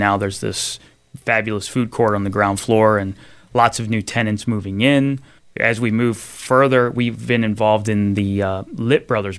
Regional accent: Pennsville, New Jersey, United States; Sure. I grew up in Salem County, New Jersey, all the way down by the Delaware Memorial Bridge in a town called Pennsville.

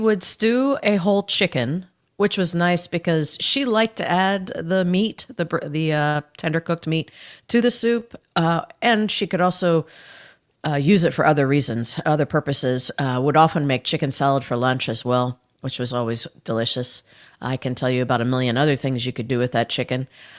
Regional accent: Indiana, United States; Well, I grew up in Northern Indiana.

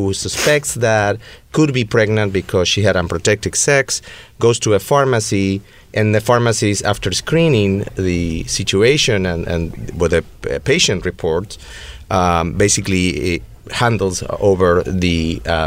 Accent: Buenos Aires, Argentina; now in West Hollywood, United States; born and raised in Buenos Aires, and this accent is not fake.

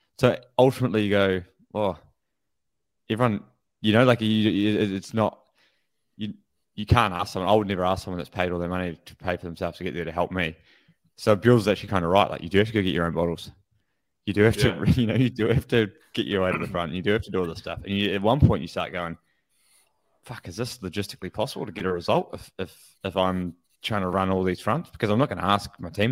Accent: New Zealand; for me growing up, the Commonwealth Games was like the Olympics, you know, like as a New Zealander

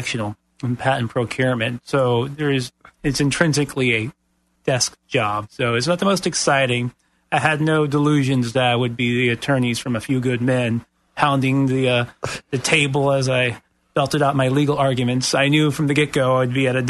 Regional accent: North Florida, United States; now in Central Florida, United States; I'm born and raised in North Florida

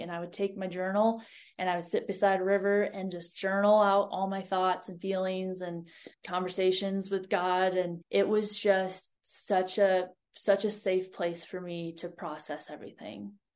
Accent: Ohio, United States; moved away as an adult; also born or lived in Montana; I grew up in Ohio, like flat Ohio

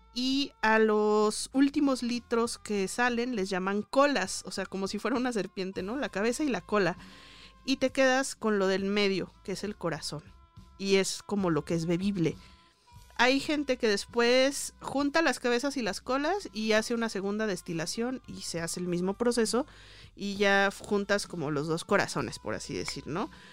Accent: Jalisco, Mexico; moved away; also born or lived in Mexico City; allá en mi tierra, en Jalisco

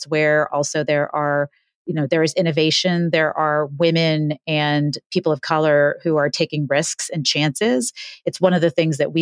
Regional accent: New York City, New York, United States; I was born in Hell's Kitchen when it was Hell's Kitchen in the 70s

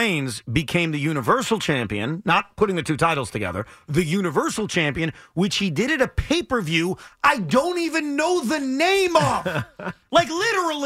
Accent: Woodmere, New York, United States; my hometown of Woodmere, New York

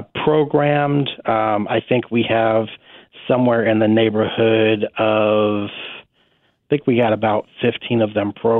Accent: San Diego, California, United States; now in Sedgwick County, Kansas, United States; Originally, I'm from San Diego, California.

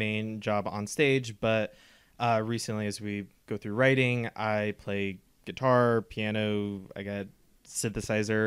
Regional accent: Overland Park, Kansas, United States; We grew up in Overland Park, but now we can actually say we're from Kansas City

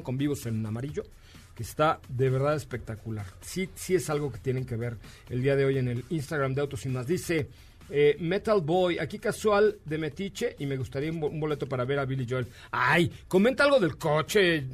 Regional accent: Yucatán, Mexico; soy yucateco.

